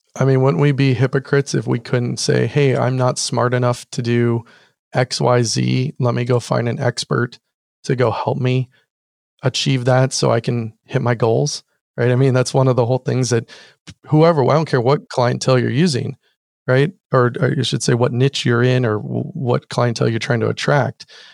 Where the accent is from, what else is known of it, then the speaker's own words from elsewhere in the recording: Orange County, California, United States; also born or lived in San Diego / Kansas; I moved to Orange County, uh, which is actually where I grew up